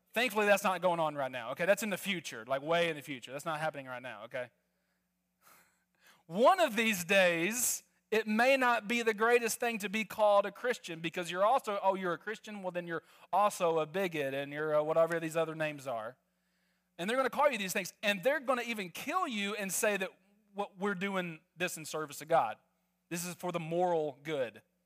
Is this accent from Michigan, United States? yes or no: no; Arkansas, United States; moved away; also born or lived in Netherlands; I'm originally from Arkansas